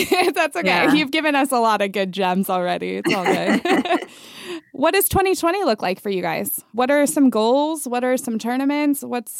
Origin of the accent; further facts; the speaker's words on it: Manhattan Beach, California, United States; I grew up in Manhattan Beach